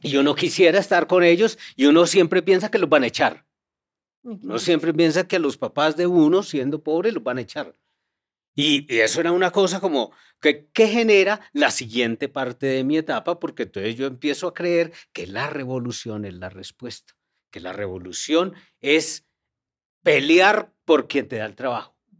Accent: Montería, Córdoba, Colombia; moved away; also born or lived in Medellín; mi infancia no fue en Medellín, mi infancia fue en Montería

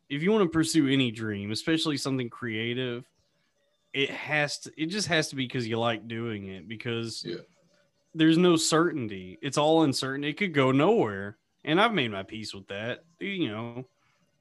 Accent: Texas, United States; moved away; I'm from Texas, and I got a bunch of friends and family down there

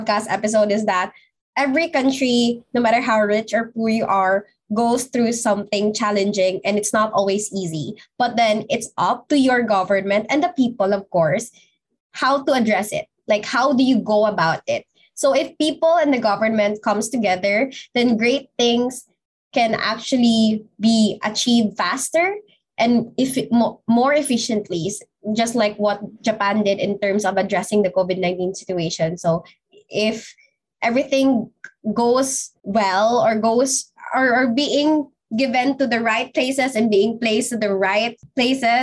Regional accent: Philippines; what I deserve as a Filipino citizen and what my other Filipino people deserves as well

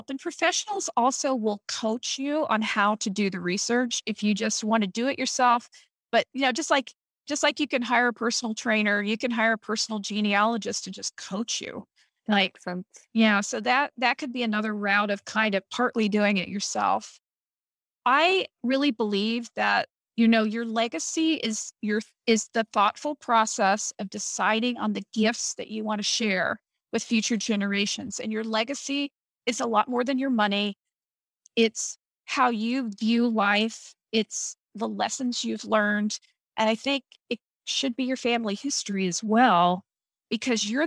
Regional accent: Midwest, United States; it really uh, cemented how I feel that I'm a Midwesterner Mm-hmm. because I realized that, you know, my family has been in the Midwest for 200 years

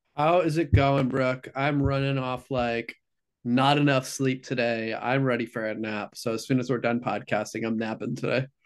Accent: Midwest, United States; I'm from the Midwest

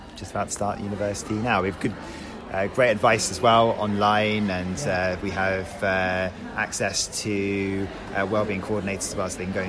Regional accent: Chichester, South East England, United Kingdom; I grew up in Chichester

